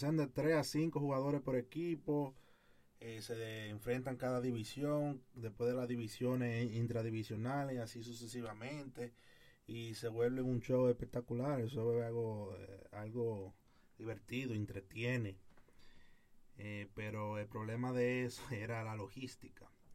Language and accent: Spanish; Dominican Republic; como jóvenes y dominicanos que somos como dominicanos que somos